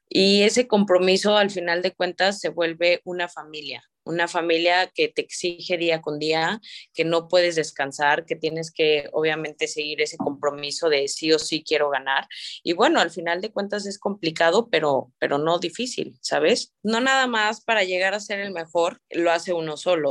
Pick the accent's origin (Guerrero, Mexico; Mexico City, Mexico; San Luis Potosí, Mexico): San Luis Potosí, Mexico; moved away as an adult; now in Monterrey, Mexico; yo soy pues originaria de San Luis Potosí